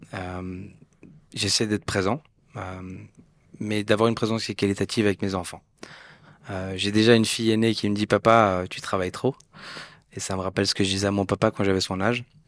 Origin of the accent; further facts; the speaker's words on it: Geneva, Switzerland; Je suis né, j'ai grandi à Genève.